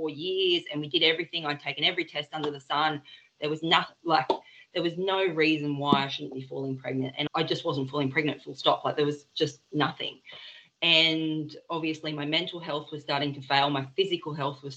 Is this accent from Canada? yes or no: no; Byron Bay, New South Wales, Australia; moved away; We're originally from Byron.